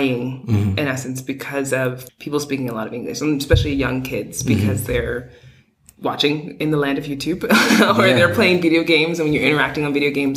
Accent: New York City, New York, United States; I'm from New York City.

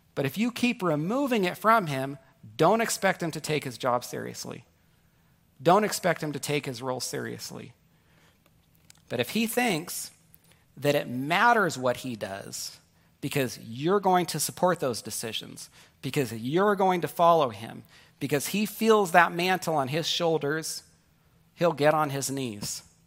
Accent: Northern California, United States; also born or lived in New York; my wife and I grew up in Northern California together, but I was born in New York

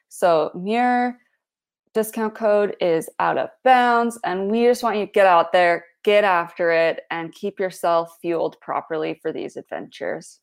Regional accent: Canada; I'm a Canadian

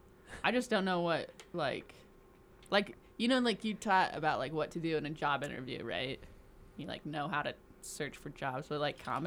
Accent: Indiana, United States; now in Salt Lake City, United States; Yes. I came from Indiana.

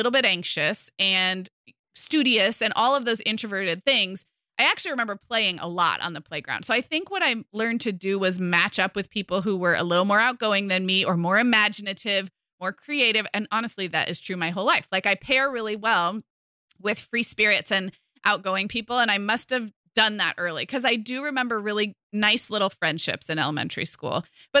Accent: California, United States; but growing up in California, would get plenty blonde, especially in the summer, a little bit freckly.

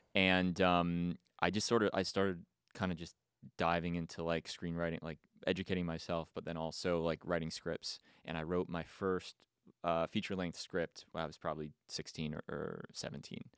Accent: East Brunswick, New Jersey, United States; moved away as an adult; now in Los Angeles, United States; I grew up in Jersey, East Brunswick

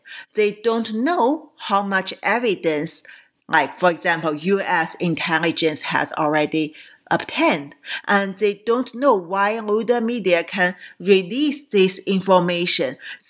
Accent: Qingdao, Shandong, China; moved away; my hometown, Qingdao, in Shandong province

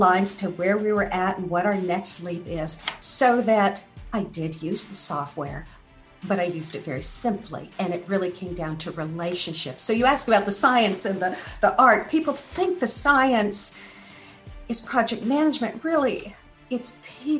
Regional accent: Santa Barbara, California, United States; moved away; also born or lived in Hawaii / Arkansas; I grew up on the West Coast, specifically Santa Barbara, California of the USA

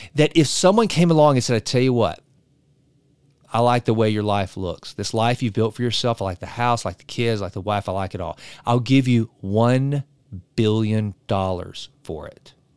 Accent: East Texas, United States; I'm from East Texas. We know oil.

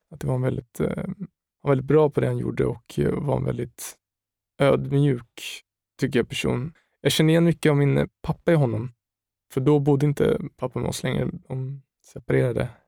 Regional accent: Stockholm, Stockholm County, Sweden; also born or lived in Umeå; jag växte upp i Högdalen mm. i Stockholm, sen tog vi en avstickare på två år i Umeå när jag var till 67, 8 år någonting.

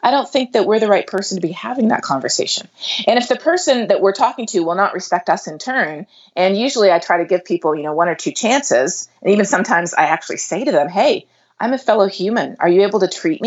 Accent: Canada; moved away as an adult; also born or lived in South America; now in Texas, United States; I grew up in Canada and in South America, and then I went to the U.S. for graduate school

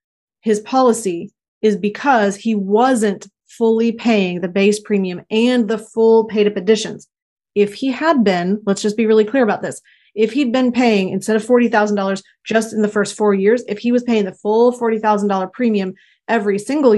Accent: Scranton, Pennsylvania, United States; I'm from Scranton, Pennsylvania.

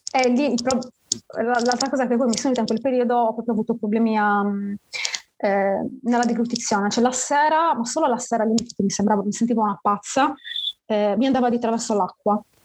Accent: Sardinia, Italy; sono sarda

